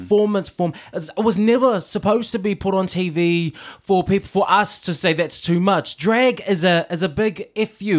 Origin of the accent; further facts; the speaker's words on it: Auckland, New Zealand; moved away as an adult; now in London, United Kingdom; I'm from New Zealand